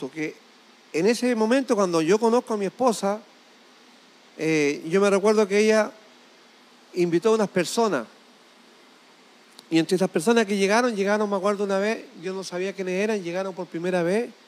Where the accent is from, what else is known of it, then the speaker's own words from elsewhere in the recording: Chile; Pero aquí, en esta mesa, donde nos sentamos nosotros, los hombres de negocio, somos todos chilenos.